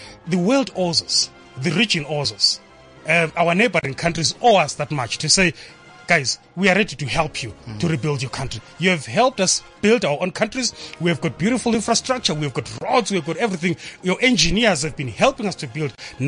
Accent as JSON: {"language": "English", "country": "Zimbabwe"}